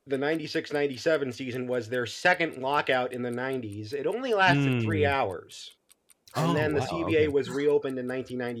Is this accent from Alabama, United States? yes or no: no; Ohio, United States; I'm from Ohio.